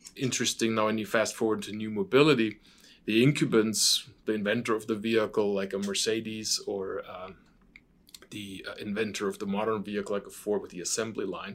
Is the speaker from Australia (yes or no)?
no; Stuttgart, Baden-Württemberg, Germany; moved away; I'm born and raised in Stuttgart, Germany, which is a very famous car town.